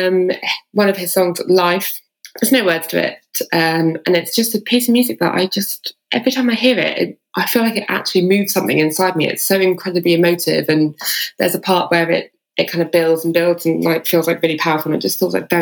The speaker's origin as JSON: {"language": "English", "town": "Bude", "region": "South West England", "country": "United Kingdom", "said": "I'm from Bude in the north"}